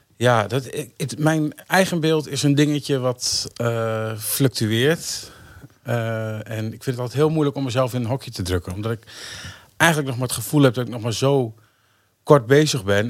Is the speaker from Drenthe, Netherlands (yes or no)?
yes; Emmen, Drenthe, Netherlands; also born or lived in Hoogeveen; Ik ben geboren in Emmen en eh, verpest in Schoonhoort, een klein dorpje onder de rook van Emmen